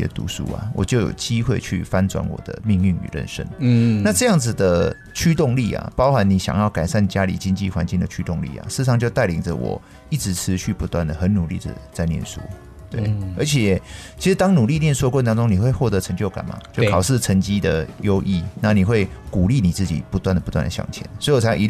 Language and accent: Chinese; Yunlin County, Taiwan; 大家都是云林人，哦，云林人其实蛮团结的。他也知道我是云林人，那他也是云林人，所以后来很多大哥也没有去为难我